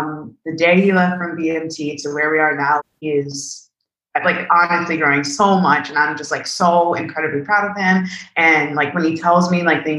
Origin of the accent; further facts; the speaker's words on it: New Jersey, United States; moved away as an adult; now in Aviano, Italy; I'm from New Jersey